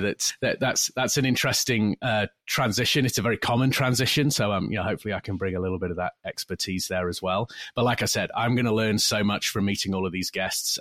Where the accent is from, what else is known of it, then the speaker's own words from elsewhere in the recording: United Kingdom; moved away as an adult; now in California, United States; from the U K originally. Spent a lot of time over there, of course. Born and raised